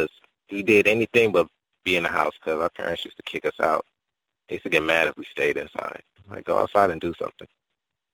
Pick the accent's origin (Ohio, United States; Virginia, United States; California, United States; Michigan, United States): Ohio, United States; Cleveland; I'm from Cleveland. I grew up in Miles Heights and did my childhood in that area